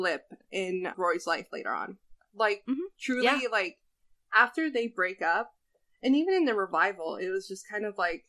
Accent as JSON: {"language": "English", "region": "New Jersey", "country": "United States", "said": "I'm from New Jersey, not New York."}